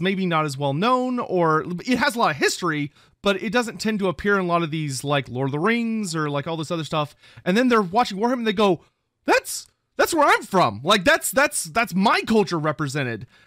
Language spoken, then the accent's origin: English; Texas, United States; I'm from Texas.